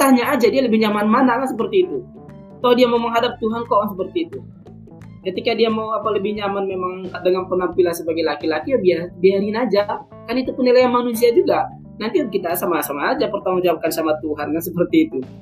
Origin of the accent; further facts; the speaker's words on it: Sumatra, Indonesia; born there; saya terlahir sebagai suku Batak saya terlahir di Sumatera